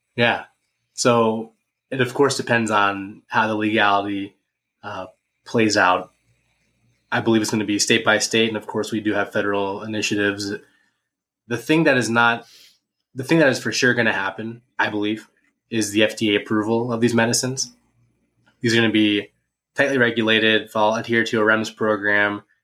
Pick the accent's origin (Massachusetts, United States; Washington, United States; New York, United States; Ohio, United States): Ohio, United States; Ada; moved away; my hometown in Ada, Ohio